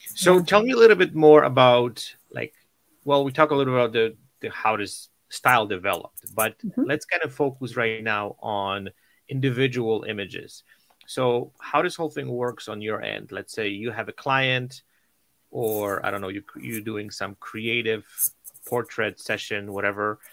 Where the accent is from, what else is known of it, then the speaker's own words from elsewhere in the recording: Poland; moved away; I'm originally from Poland